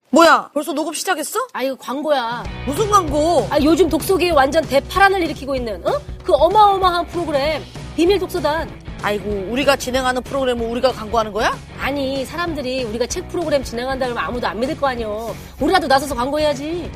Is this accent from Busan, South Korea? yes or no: no; Wonju, Gangwon, South Korea; born or raised there